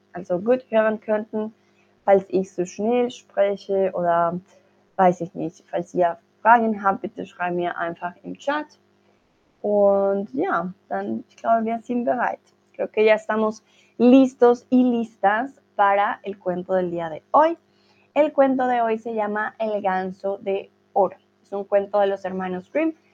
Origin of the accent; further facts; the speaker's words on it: Colombia; soy de Colombia